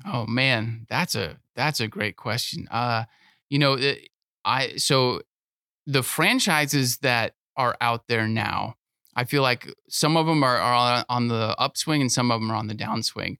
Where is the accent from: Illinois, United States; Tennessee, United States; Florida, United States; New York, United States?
Florida, United States; Sebring; now in Lakeland, United States; I grew up in Sebring, Florida, which is, uh, even smaller than Lakeland